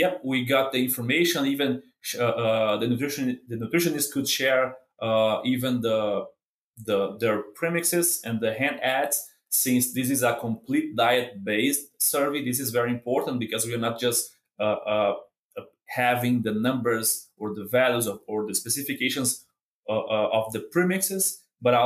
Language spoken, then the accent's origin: English; Brazil; moved away as an adult; now in Kansas, United States; I'm from Brazil